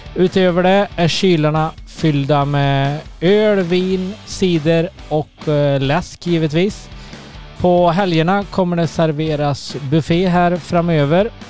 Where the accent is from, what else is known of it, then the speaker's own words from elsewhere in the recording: Tidaholm, Västra Götaland, Sweden; född och uppvuxen i Tidaholm